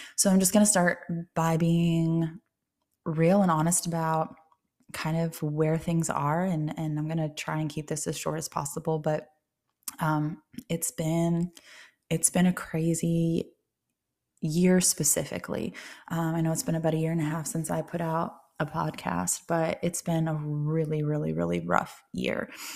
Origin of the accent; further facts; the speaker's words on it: Ohio, United States; moved away; also born or lived in Tennessee; relocating out of state and back to Ohio, um, where I'm originally from Ohio